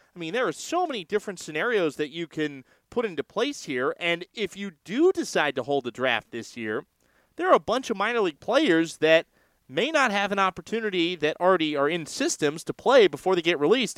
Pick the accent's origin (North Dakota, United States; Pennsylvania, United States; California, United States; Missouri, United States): California, United States; San Francisco; also born or lived in Chicago; I'm from San Francisco